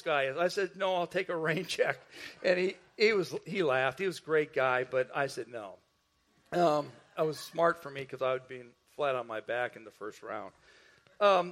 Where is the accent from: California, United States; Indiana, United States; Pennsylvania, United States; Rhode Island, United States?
Indiana, United States; northwest; I grew up in Indiana, the northwest part of Indiana, which was right near Chicago